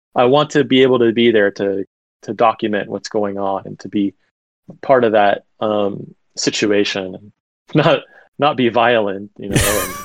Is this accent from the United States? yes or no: yes; Los Angeles, California, United States; moved away as an adult; also born or lived in Miami, Florida; now in Japan; I'm born and halfway raised in LA. All Southern California. I'm also from Miami, Florida. So I'm kind of a city boy. And, you know, I've grown up with all different kinds of races and types of people. I'm Cuban American